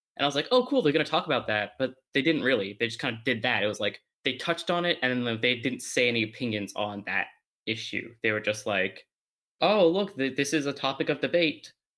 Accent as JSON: {"language": "English", "country": "Canada", "said": "my heritage, I'll just say I'm Canadian"}